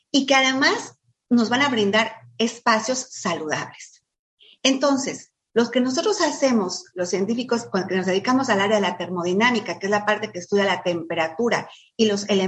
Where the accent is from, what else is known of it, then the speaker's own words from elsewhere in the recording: Mexico City, Mexico; Con los que vinimos de la Ciudad de México y de, lugares más, más fríos que aquí